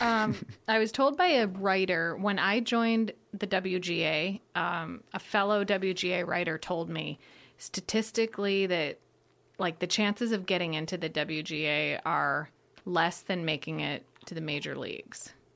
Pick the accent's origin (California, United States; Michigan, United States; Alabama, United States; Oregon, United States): Michigan, United States; outside of Detroit; moved away; also born or lived in Chicago; I grew up outside of Detroit